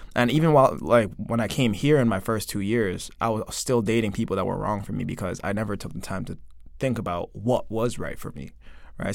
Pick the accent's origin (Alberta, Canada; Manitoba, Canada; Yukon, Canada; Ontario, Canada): Ontario, Canada; Toronto; moved away as an adult; now in South Korea; I'm from Toronto